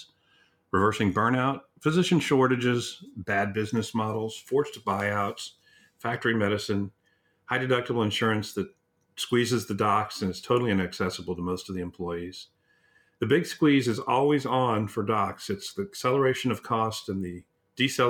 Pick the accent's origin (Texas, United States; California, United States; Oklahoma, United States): Texas, United States; in Texas, where I'm from